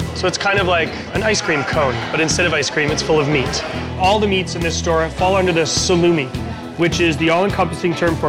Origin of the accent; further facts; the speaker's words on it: San Francisco, California, United States; San Francisco, my hometown